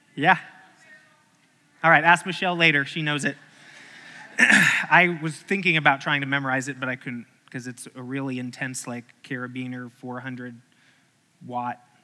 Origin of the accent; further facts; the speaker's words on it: Arkansas, United States; I grew up in Arkansas. That's when I was a teenager in Arkansas.